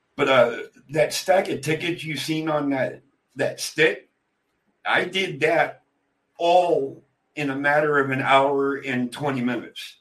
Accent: Pennsylvania, United States; I was born and raised in Pennsylvania.

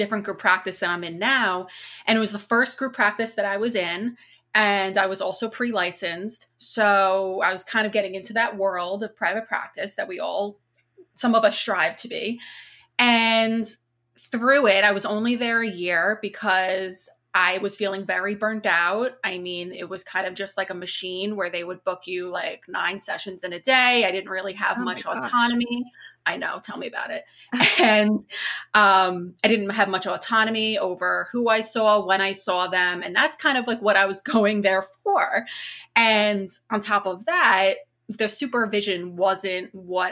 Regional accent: Long Island, New York, United States; I'm from Long Island.

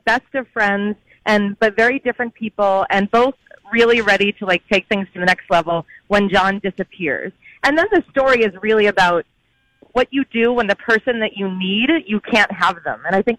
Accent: New England, United States; also born or lived in Providence; I went to school there, and I'm from New England.

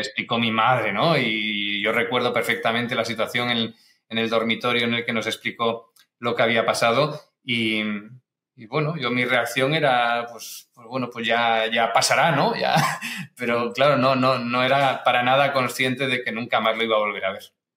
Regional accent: Barcelona, Catalonia, Spain; also born or lived in Galicia; yo nací en Galicia, pero ya siendo muy pequeñito, ya tenía menos de un año cuando mis padres emigraron y, fueron para Barcelona

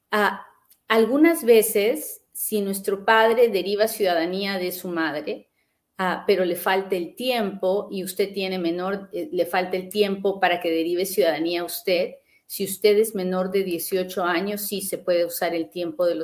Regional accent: Guatemala; Quiero saber qué beneficios tiene uno como guatemalteco.

